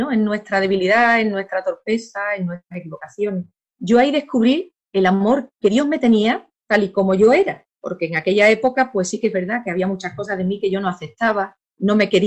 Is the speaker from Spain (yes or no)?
yes; San Fernando, Andalusia, Spain; yo soy de San Fernando, de Cádiz, del sur de España, muy cerquita ya África, la zona de más luz de Europa.